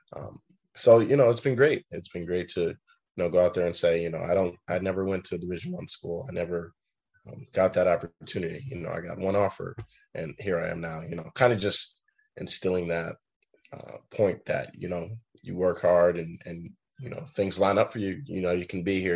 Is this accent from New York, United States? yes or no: yes; New York, United States; growing up in New York